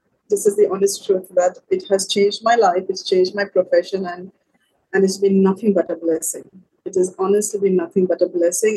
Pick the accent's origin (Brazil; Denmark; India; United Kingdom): India; moved away as an adult; now in Sri Lanka; I'm from India